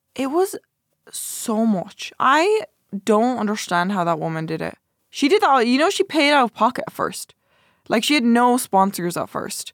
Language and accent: English; Ireland; I'm Irish. I'm Irish.